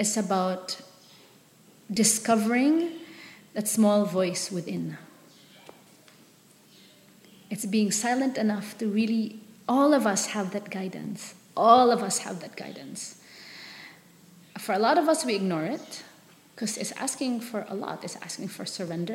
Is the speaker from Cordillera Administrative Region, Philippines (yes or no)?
no; Manila, Metro Manila, Philippines; moved away as an adult; also born or lived in San Francisco / Palawan; I grew up in Manila, so very sheltered.